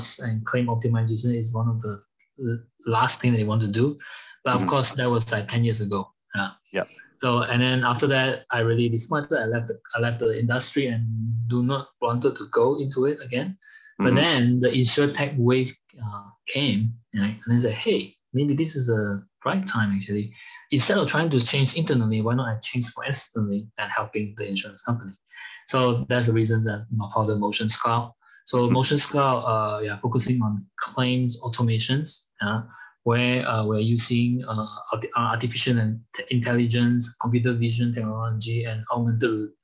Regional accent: Malaysia; moved away as an adult; now in Germany; I'm originally from Malaysia, and I've been in Europe for over like 8 years

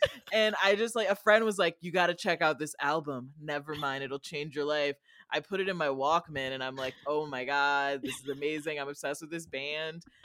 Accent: Rockford, Illinois, United States; I'm from Rockford, Illinois, and we have more lead in our water than Flint

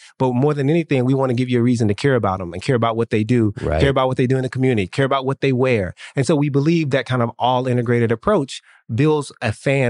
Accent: Nashville, Tennessee, United States; now in Miami, United States; I grew up in Nashville

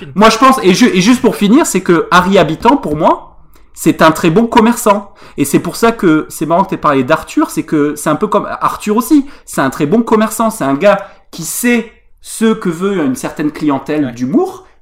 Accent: Tarn, Occitania, France; je, me sens offensé en Tarnais

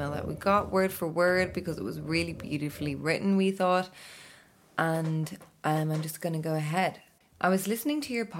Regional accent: Ireland; They knew by my accent when booking the appointment that I was Irish.

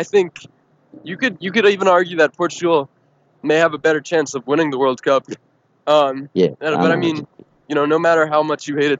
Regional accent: United States; I'm an American

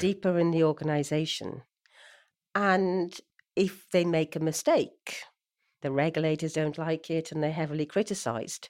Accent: Swansea, Wales, United Kingdom; born or raised there; moved away

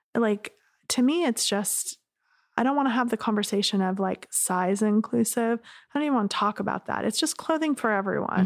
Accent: Laguna Beach, California, United States; I grew up in Laguna

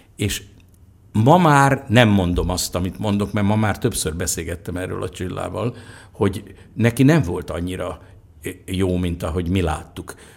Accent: Budapest, Hungary; mi egy nagy bérházba laktunk, az Izabella és az Aradi utca sarkán, egy négy emeletes bérházba

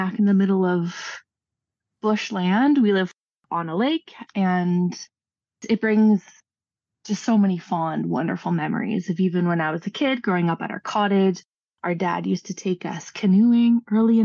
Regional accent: Canada; As a Canadian and as a Northerner especially

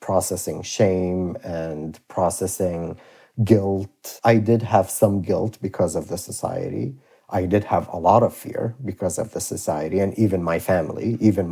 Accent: Iraq; when I was a kid and growing up in Iraq

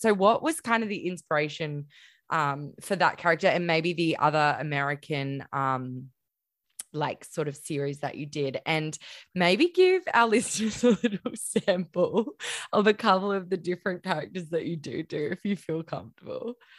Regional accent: Queensland, Australia; also born or lived in Melbourne / Gold Coast; I'm a Queensland girl

